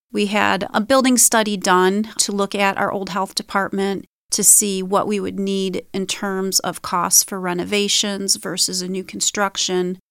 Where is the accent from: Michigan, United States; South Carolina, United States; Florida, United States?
Michigan, United States; St. Clair; I grew up in Saint Clair. I've lived in Saint Clair County my whole life